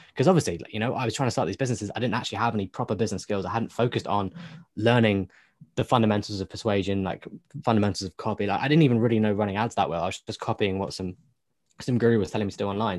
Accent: United Kingdom; me being British

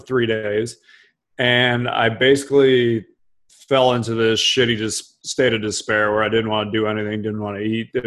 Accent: Cleveland, Ohio, United States; I grew up in Cleveland

